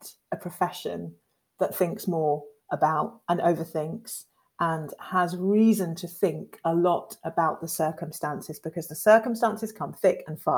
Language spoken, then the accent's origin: English; Devon, South West England, United Kingdom; we grew up in Devon, in white Devon, two black girls